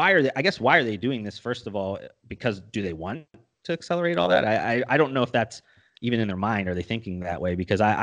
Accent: Ohio, United States; also born or lived in Colorado; now in Texas, United States; I'm coming from Ohio

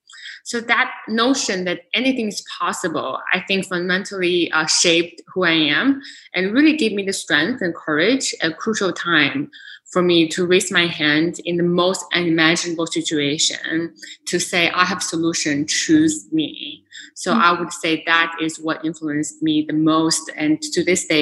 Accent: Beijing, China; moved away as an adult; also born or lived in Lancaster, Pennsylvania; now in New York City, United States; I was born and grew up in Beijing, China, and only came to the US for undergraduate. So when I was 18 years old.

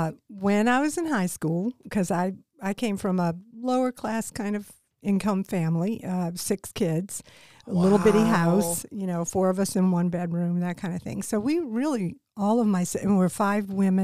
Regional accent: New Orleans, Louisiana, United States; moved away as an adult; also born or lived in Charlotte; I am a Cajun. I'm from New Orleans. That was where I was born and raised.

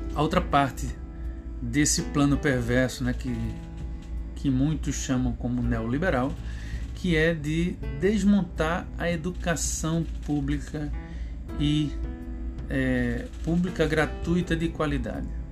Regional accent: Recife, Pernambuco, Brazil; eu sou de Recife, né? Sou lá de Pernambuco.

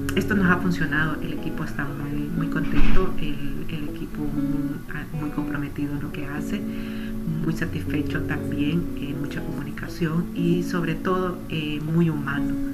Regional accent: Honduras; hondureña que soy

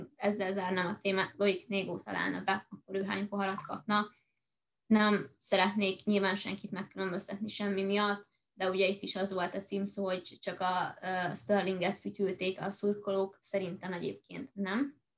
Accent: Hungary; magyarok vagyunk

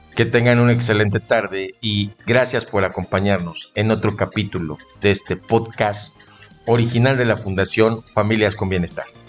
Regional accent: Mexico; somos mexicanos

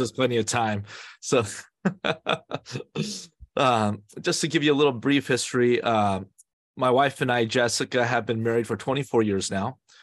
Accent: Bay Area, California, United States; I was born and raised in the Bay Area

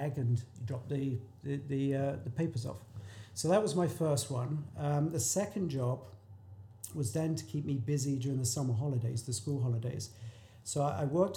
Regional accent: England, United Kingdom; moved away; I'm from England

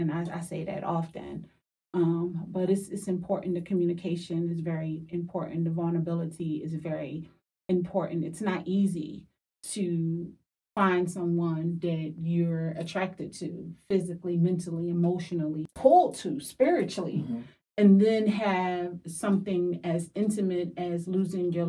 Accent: Philadelphia, Pennsylvania, United States; I'm from Philly.

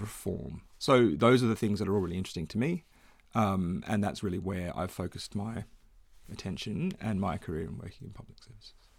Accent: Perth, Western Australia, Australia; now in Melbourne, Australia; I grew up in Perth

